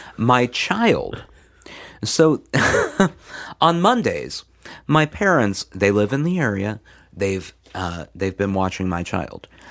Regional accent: Midwest, United States; now in the South, United States; growing up in the Midwest

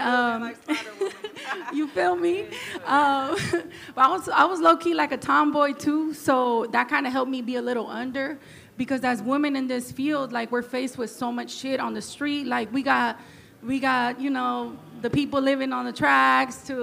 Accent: Oakland, California, United States; I grew up in East Oakland, down the street from the train yard

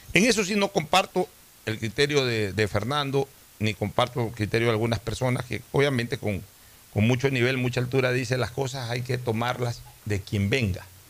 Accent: Guayaquil, Guayas, Ecuador; como guayaquileño

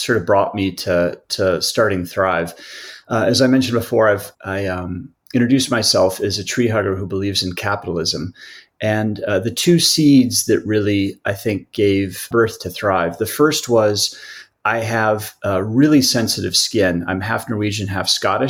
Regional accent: Midwest, United States; I grew up in the Midwest

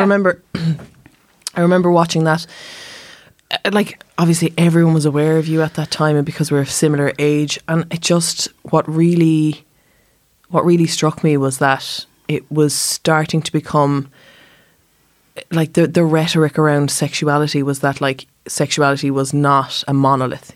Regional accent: Germany; now in Ireland; I am from Germany

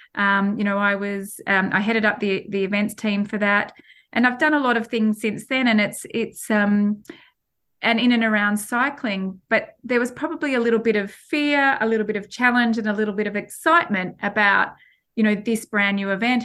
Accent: Australia; moved away as an adult; now in United Kingdom; I can't lose being an Australian and, and also living here in the, in the U K.

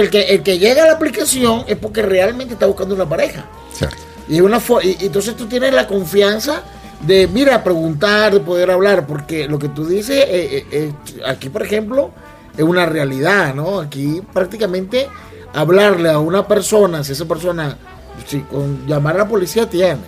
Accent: Venezuela; como buen venezolano

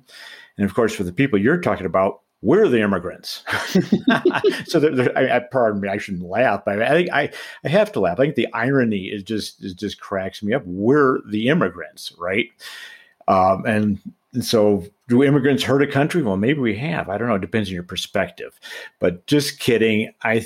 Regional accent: Boulder, Colorado, United States; Based in my hometown of Boulder, Colorado

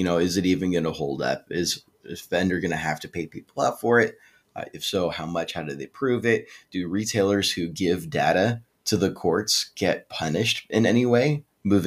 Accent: United States; as an American

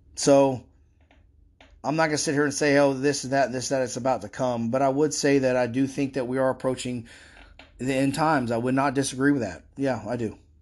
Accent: Florida, United States; I'm from Florida

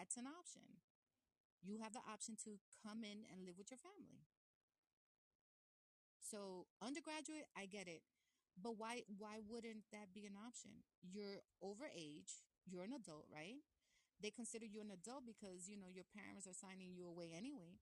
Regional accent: New York City, New York, United States; I was born in Brooklyn

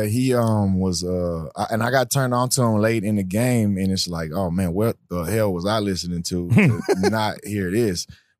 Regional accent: Baltimore, Maryland, United States; Like, hey, man, I'm from Baltimore.

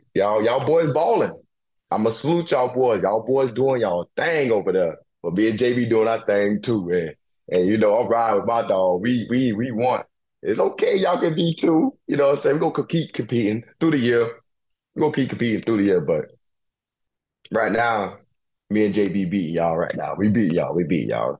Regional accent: Brunswick, Georgia, United States; now in Philadelphia, United States; where I was born at in Brunswick, Georgia

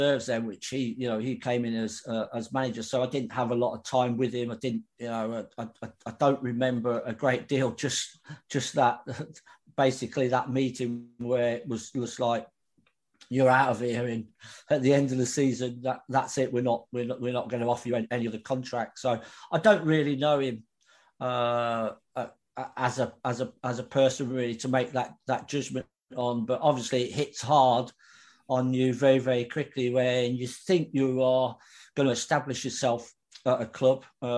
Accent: Midlands, United Kingdom; I was from the Midlands

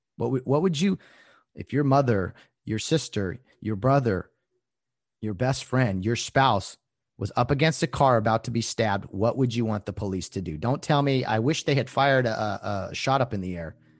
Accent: Glendora, California, United States; born or raised there

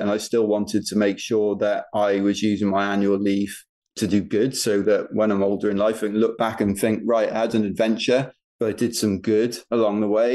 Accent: United Kingdom; We're British

